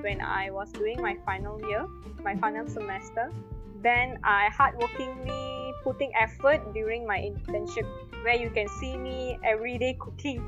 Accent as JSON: {"language": "English", "country": "Malaysia", "also_born_or_lived": "Kuala Lumpur", "said": "I'm back to my hometown, staying with my parents now, like past 2 to 3 months"}